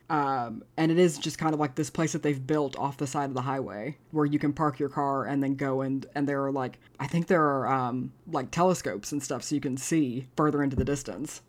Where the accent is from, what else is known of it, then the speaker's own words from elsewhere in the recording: Abilene, Texas, United States; my hometown of Abilene